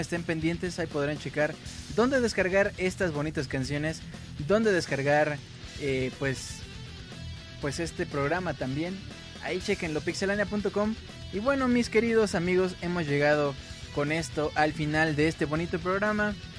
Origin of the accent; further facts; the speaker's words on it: Mexico; somos de México